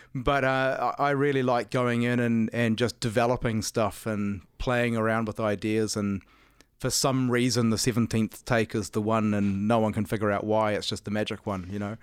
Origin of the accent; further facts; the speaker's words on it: New Zealand; I'm from New Zealand.